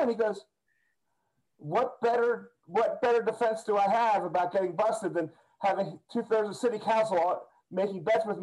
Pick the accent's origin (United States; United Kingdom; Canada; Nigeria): United States; just outside of Philadelphia, Pennsylvania; when I grew up just outside of Philadelphia